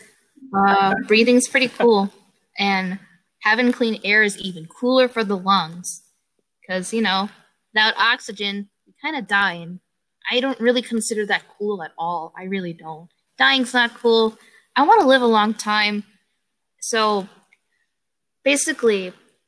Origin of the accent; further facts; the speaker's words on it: Chicago, Illinois, United States; I am from Chicago. I am in the urban life, city life, 100% city girl